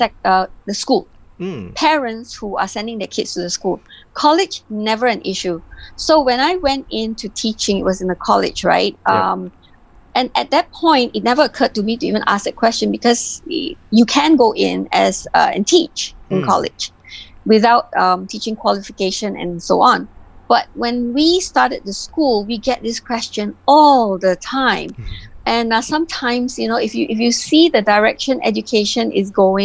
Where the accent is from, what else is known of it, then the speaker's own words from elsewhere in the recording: Penang, Malaysia; ever since I was really young, I grew up in Penang.